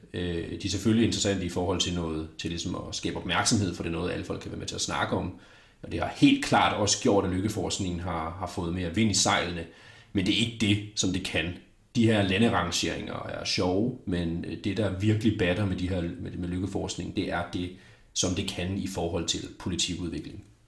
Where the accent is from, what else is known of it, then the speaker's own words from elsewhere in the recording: Denmark; som dansker